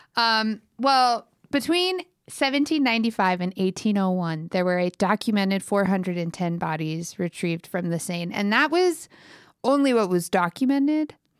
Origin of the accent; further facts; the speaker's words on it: United States; I'm very American